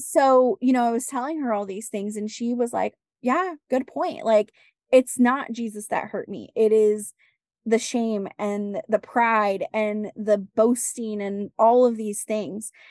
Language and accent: English; West Coast, United States; I grew up on the West Coast.